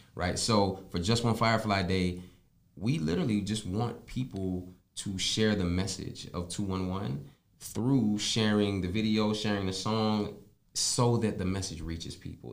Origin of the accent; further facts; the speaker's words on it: Tennessee, United States; accent: country; also born or lived in Pennsylvania / North Carolina; now in South Florida, United States; I was born in Pennsylvania, raised in Tennessee, seasoned in North Carolina.